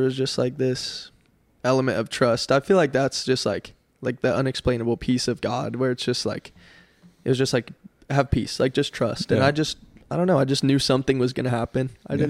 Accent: Colorado, United States; moved away as an adult; also born or lived in California; now in Wichita Falls, United States; born and raised in Colorado. There was a little bit of time where I lived in California

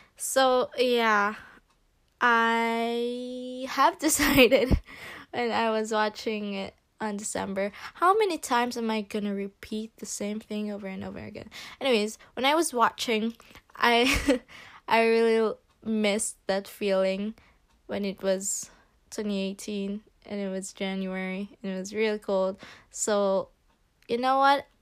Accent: Philippines; English is a second language; moved away; I am from the Philippines

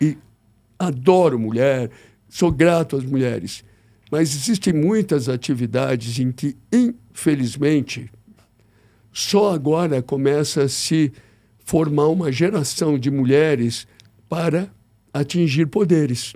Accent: São Paulo, Brazil; Eu nasci em São Paulo, sou corintiano

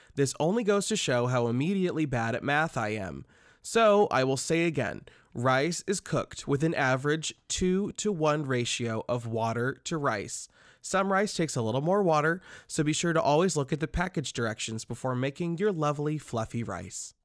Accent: Nebraska, United States; moved away; I'm from Nebraska

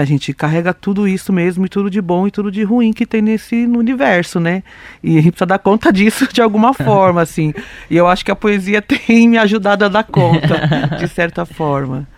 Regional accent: São Paulo, Brazil; sou uma mulher preta da periferia sul de São Paulo

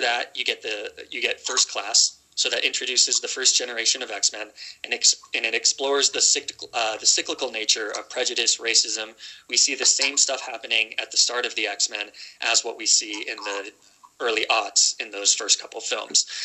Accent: United States; accent: American; my American accent

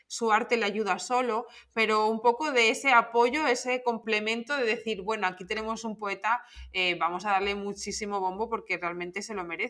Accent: Torremayor, Extremadura, Spain; accent: Extremaduran; nuestras hablas extremeñas, que no hablamos mal, que siempre es lo que nos han intentado o lo que nos han dicho, que hablamos mal, no hablamos mal, es que es nuestra forma de hablar

